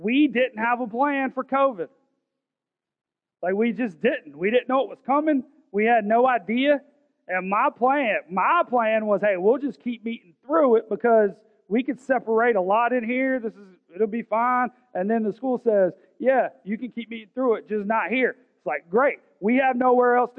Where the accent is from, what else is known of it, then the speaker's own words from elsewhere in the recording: Augusta, Georgia, United States; I'm from South Augusta. I'm from Richmond County